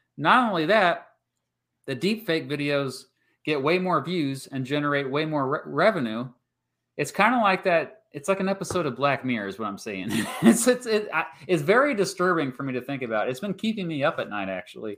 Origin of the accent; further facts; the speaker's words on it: Kansas, United States; I'm from Kansas